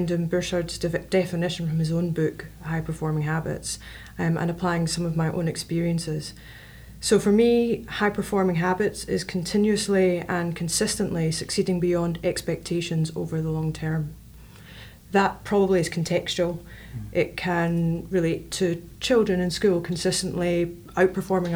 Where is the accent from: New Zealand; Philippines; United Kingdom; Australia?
United Kingdom; Glasgow, Scotland; moved away as an adult; now in Lancaster, United States; I'm from Glasgow, Scotland